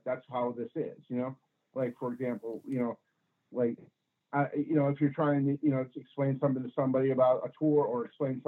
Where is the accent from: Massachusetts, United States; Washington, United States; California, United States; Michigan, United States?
Massachusetts, United States; Springfield; moved away as an adult; now in Portland, United States; I was born in Springfield, Massachusetts. My father was recreation director of Springfield, Massachusetts. We lived in, Forest Park